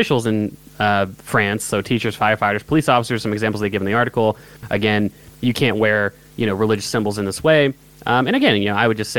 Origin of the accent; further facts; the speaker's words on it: United States; I'm an American